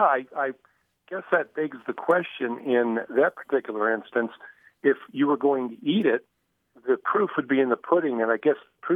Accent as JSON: {"language": "English", "town": "Montrose", "region": "Colorado", "country": "United States", "said": "I'm from Colorado, Montrose to be specific."}